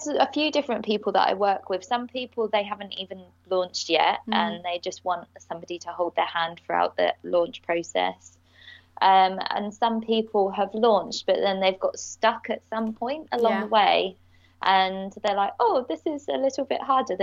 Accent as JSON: {"language": "English", "area": "Bedfordshire", "region": "East of England", "country": "United Kingdom", "also_born_or_lived": "Leicester", "moved": "as an adult", "lives_now": "London, United Kingdom", "said": "I'm actually from Bedfordshire, so I'd been in Leicester for about 8 years"}